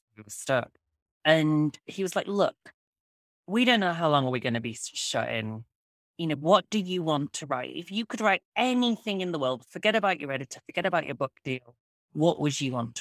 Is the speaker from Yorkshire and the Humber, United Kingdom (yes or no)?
yes; Yorkshire and the Humber, United Kingdom; where I grew up in West Yorkshire, the United Kingdom